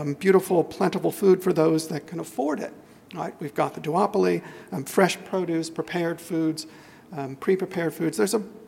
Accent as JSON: {"language": "English", "country": "United States", "moved": "yes", "lives_now": "Australia", "said": "I'm American"}